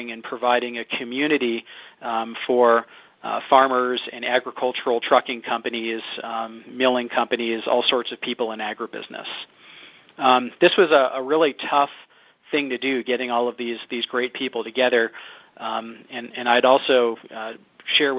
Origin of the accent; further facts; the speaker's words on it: Philadelphia, Pennsylvania, United States; So I grew up in Philadelphia